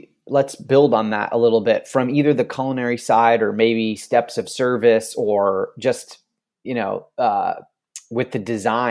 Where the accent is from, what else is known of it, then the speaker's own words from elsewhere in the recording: Michigan, United States; moved away; I'm from Michigan, and every time I go back, I like to pay attention about what is going on in Michigan.